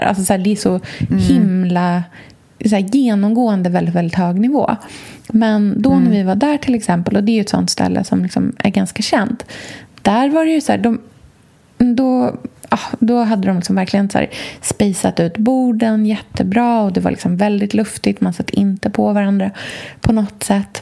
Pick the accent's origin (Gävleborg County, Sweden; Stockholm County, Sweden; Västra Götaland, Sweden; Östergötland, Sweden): Östergötland, Sweden; moved away; på landet i Östergötland, där jag kommer ifrån.